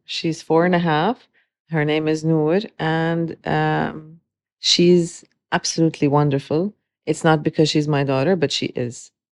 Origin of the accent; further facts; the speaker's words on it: Dubai, United Arab Emirates; also born or lived in Beirut, Lebanon; growing up in Dubai